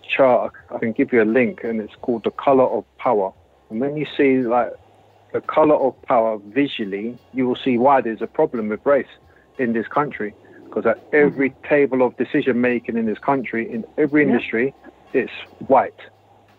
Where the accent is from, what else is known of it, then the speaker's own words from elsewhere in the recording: London, United Kingdom; we grew up in Shepherd's Bush, we had adventure playgrounds